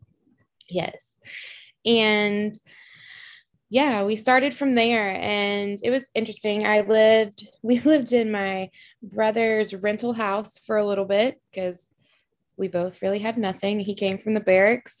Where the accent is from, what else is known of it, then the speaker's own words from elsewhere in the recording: Alabama, United States; moved away as an adult; also born or lived in Kansas; now in Fort Sill, United States; I'm originally from Alabama